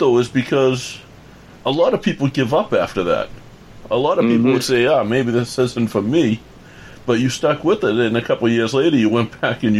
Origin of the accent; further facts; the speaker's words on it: Boston, Massachusetts, United States; I'm from Boston.